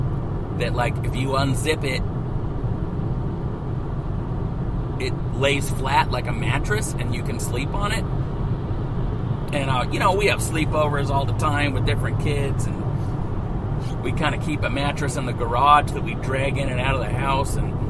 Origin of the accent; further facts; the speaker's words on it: the Ozarks, United States; My family, when I was a kid, was poor. I didn't know it. I'm not trying to tell you some story. We were raised in the Ozarks